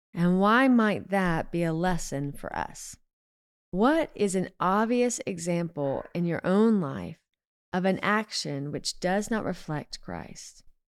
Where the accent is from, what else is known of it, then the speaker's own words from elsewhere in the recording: the South, Southern United States, United States; Being a Southerner